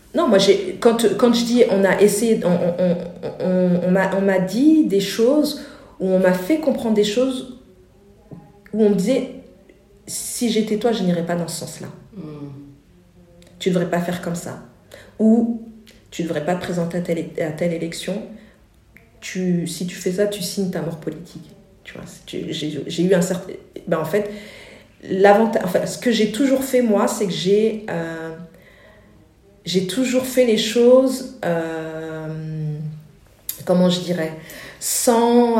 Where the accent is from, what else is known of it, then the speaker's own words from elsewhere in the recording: France; les parents sont venus en France et on est né en France. J'ai grandi au Murau